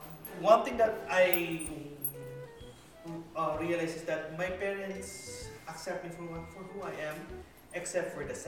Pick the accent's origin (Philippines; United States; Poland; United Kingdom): Philippines; Manila, Metro Manila; born there; Like I was born in Manila, so I studied in a Catholic exclusive school for boys.